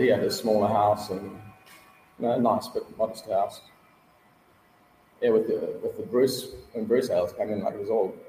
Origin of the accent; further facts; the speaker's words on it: Cape Town, Western Cape, South Africa; moved away as an adult; also born or lived in Australia; When I immigrated from Cape Town, I went to Australia